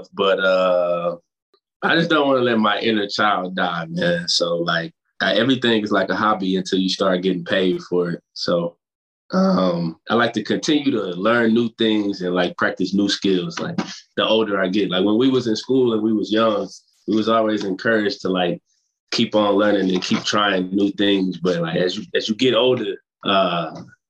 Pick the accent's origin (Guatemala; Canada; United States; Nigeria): United States; Fort Worth, Texas; I'm from Fort Worth, Texas